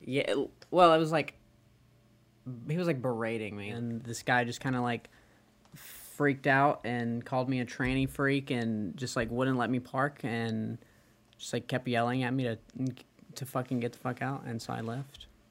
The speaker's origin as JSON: {"language": "English", "town": "Birmingham", "region": "Alabama", "country": "United States", "moved": "yes", "lives_now": "Texas, United States", "said": "I'm from Alabama originally"}